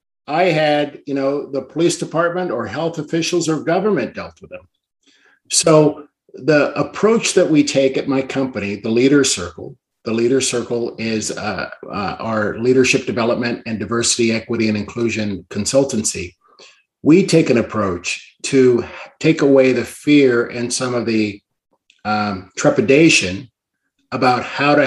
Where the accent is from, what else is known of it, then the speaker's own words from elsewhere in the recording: Washington, District of Columbia, United States; born there; also born or lived in Canada; I'm actually an Army brat, born in Washington, D.C., and moved around a lot. But I'm a dual citizen of Canada and the U.S.